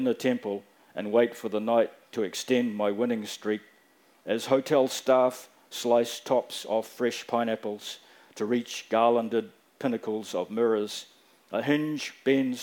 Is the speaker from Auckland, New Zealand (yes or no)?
yes; Auckland, New Zealand; also born or lived in Fiji / Dunedin; when I was growing up in South Auckland